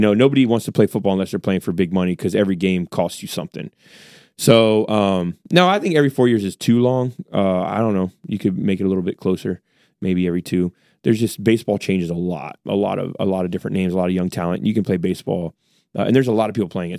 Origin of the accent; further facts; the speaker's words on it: United States; I'm an American